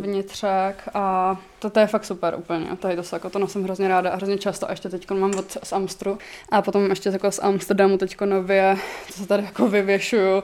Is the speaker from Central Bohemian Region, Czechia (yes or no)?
yes; Mladá Boleslav, Central Bohemian Region, Czechia; moved away as an adult; now in Prague, Czechia; jsem z Mladý Boleslavy. Teď třetím rokem bydlím v Praze.